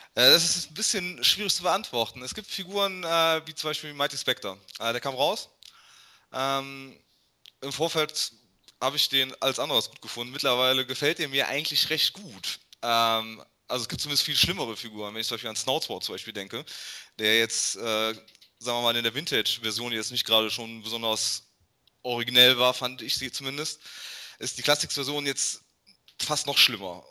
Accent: Germany; als Deutscher

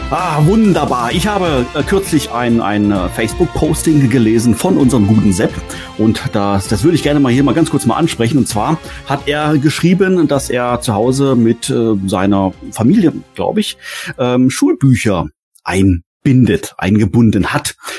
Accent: Lower Saxony, Germany; moved away; also born or lived in Baden-Württemberg; Ich, ich komme selber ja auch aus Norddeutschland, zwar nicht ganz so nördlich wie der Gordon, aber in Niedersachsen war das früher

